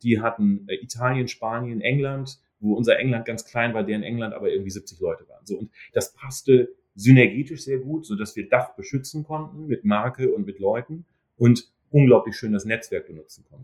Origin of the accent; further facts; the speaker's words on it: Germany; moved away as an adult; also born or lived in Duisburg; now in New York, United States; als Deutscher